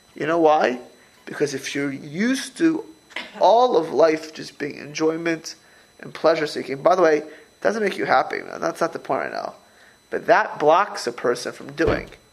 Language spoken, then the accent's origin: English; Miami Beach, Florida, United States; moved away; I grew up in Miami Beach, Florida.